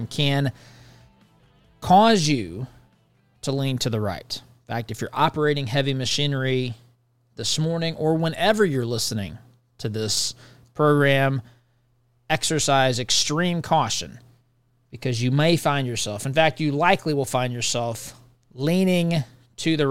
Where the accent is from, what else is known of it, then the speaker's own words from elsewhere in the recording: United States; by being American